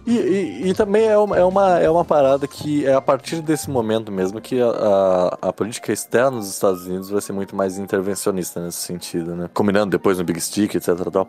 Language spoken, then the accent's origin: Portuguese; Brazil; Como nós somos brasileiros